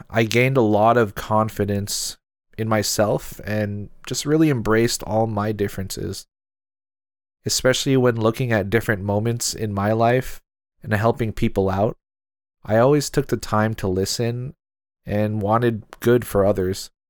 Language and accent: English; Seattle, Washington, United States; I'm Filipino American and from Seattle, Washington